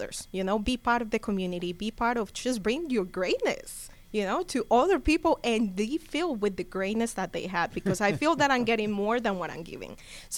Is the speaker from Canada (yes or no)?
no; Cali, Valle del Cauca, Colombia; now in Gwinnett County, United States; I'm from Cali. Okay. Yes, I'm from Cali. So that's the great thing. That's the other benefit. You know, I can do it in Spanish. I can do it in English.